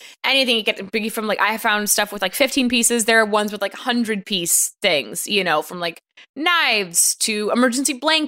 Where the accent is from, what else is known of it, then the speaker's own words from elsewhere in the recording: California, United States; growing up in California